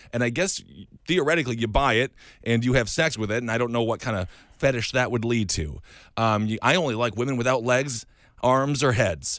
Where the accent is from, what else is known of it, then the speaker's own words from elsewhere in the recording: Stevens Point, Wisconsin, United States; moved away; also born or lived in Milwaukee; I grew up in a town called Stevens Point, and then I went to school at Milwaukee